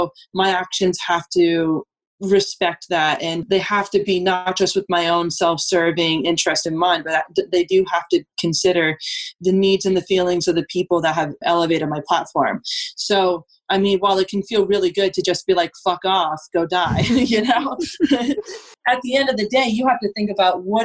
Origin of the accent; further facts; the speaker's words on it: Vermont, United States; moved away; also born or lived in Colorado; I grew up in Vermont.